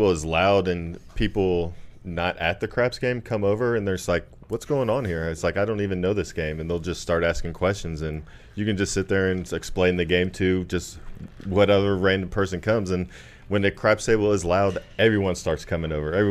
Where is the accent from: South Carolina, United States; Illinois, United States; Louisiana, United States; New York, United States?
Illinois, United States; Chicago; I came from Chicago, and I knew only the people on the channel.